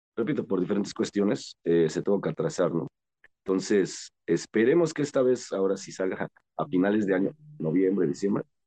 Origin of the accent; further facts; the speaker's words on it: Mexico; somos mexicanos